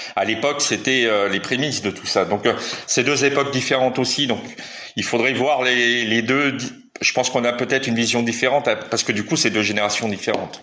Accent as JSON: {"language": "French", "town": "Metz", "region": "Grand Est", "country": "France", "tie": "born or raised there", "said": "je suis natif de Metz, donc dans, dans l'est de la France"}